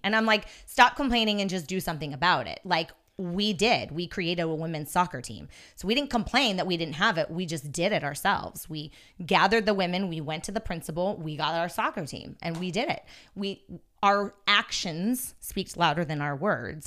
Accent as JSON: {"language": "English", "area": "Yosemite National Park", "region": "California", "country": "United States", "tie": "born or raised there", "said": "I grew up in Yosemite National Park. in the actual park itself"}